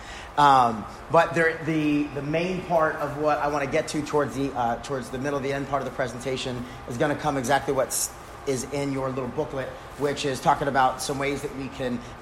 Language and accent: English; New York, United States; moved away as an adult; now in Texas, United States; I grew up in New York, so when I moved to Texas